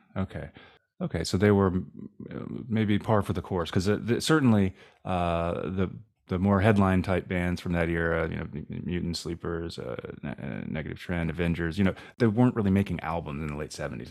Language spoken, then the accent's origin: English; East Coast, United States; growing up, for me, growing up on the East Coast